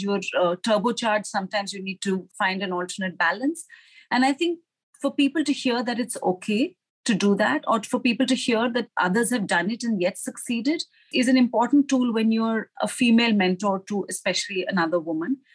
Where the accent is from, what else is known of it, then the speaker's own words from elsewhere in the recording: India; moved away as an adult; also born or lived in Singapore; now in Hong Kong; I joined Citi as a management associate in my home country, which was India.